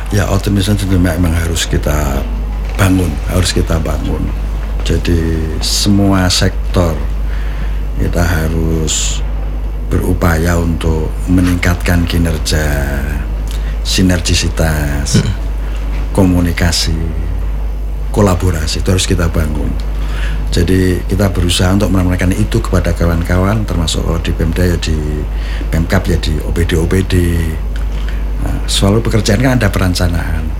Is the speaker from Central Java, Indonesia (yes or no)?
yes; Demak, Central Java, Indonesia; Sebagai orang Demak